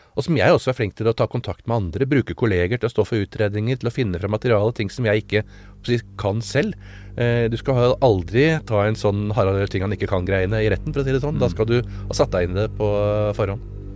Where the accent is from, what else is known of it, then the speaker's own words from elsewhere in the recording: Oslo, Norway; født, på, på Smestad og beveget meg rundt på Smestad i uh, Oslo gjennom alle år